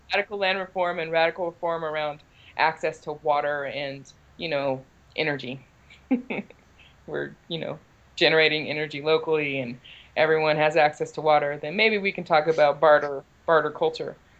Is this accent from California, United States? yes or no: yes; Richmond, California, United States; I grew up here in Richmond. I'm third generation Richmond resident.